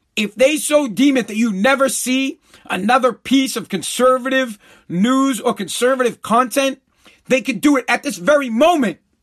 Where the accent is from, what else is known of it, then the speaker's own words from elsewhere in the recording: United States; I'm just an American